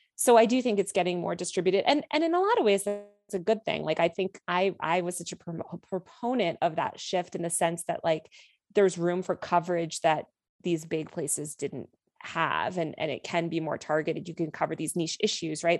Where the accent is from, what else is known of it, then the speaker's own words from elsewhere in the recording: outside New York City, Connecticut, United States; I grew up outside New York City in this town that was absolutely dominated by finance culture in the two thousands.